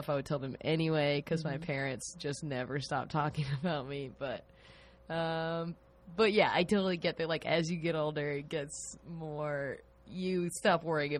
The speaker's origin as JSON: {"language": "English", "region": "the South", "country": "United States", "tie": "born or raised there", "moved": "as an adult", "lives_now": "Chicago, United States", "said": "when I was growing up in the South"}